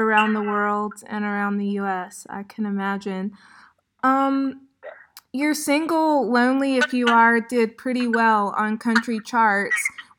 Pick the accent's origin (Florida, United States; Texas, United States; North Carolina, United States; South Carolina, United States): South Carolina, United States; now in Beirut, Lebanon; I'm your southern neighbor to the south, South Carolina.